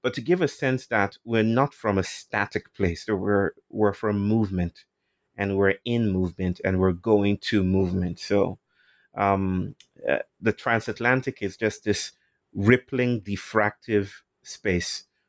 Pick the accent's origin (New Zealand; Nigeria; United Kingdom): Nigeria; I'm from Nigeria, and um, I was just telling a story a while ago about awakenings, how I was um, brought up in a largely Christian world.